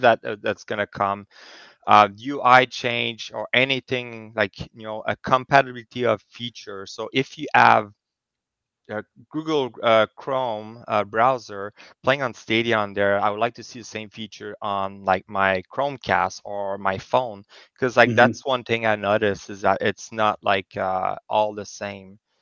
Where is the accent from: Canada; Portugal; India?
Canada; now in Kingston, Canada; I'm also a Canadian, so I'm in Kingston, yeah. Ontario